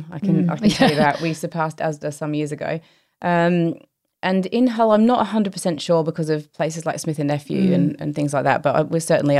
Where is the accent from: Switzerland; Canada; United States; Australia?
Australia; And I think my takeaways from growing up in Australia is I can play cricket